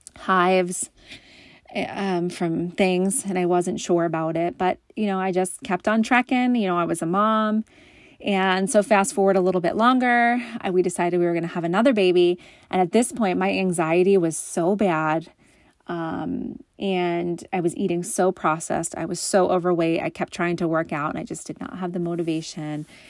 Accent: just outside of Philly, Pennsylvania, United States; now in Massachusetts, United States; I'm originally from Pennsylvania, just outside of Philly

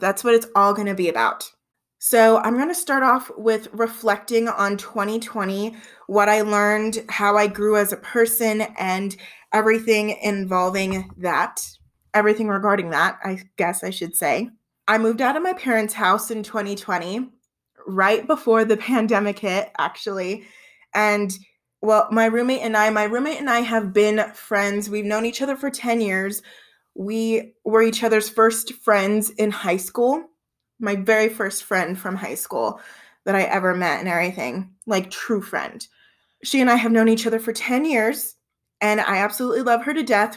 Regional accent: Southern Colorado, United States; I've been born and raised in Southern Colorado my entire life.

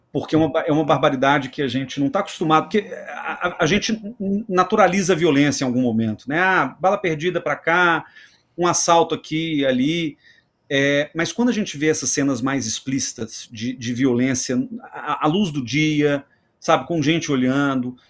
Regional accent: Belo Horizonte, Minas Gerais, Brazil; Belo Horizonte, que é minha terra

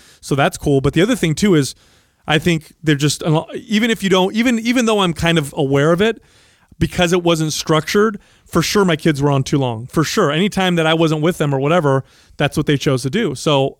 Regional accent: San Jose, California, United States; I grew up here in San Jose

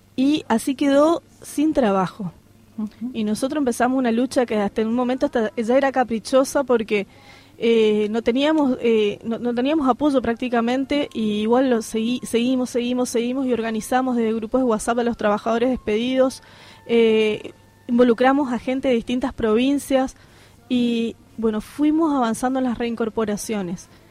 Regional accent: Posadas, Misiones, Argentina; Yo soy posadeña, de hecho, pero viví en el interior

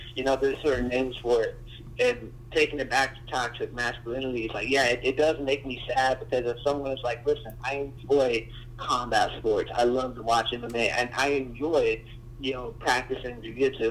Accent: United States; I live in this place called San Morgan, and uh, I, I don't even, I, I want to move out, you know, because I, I've grown up here for the majority of my life

